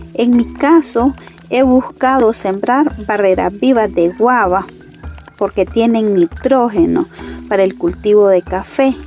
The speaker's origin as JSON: {"language": "Spanish", "area": "Miraflor", "region": "Estelí", "country": "Nicaragua", "tie": "born or raised there", "said": "Yo nací en la zona de Miraflor, Nicaragua, donde tengo mi manzana de café"}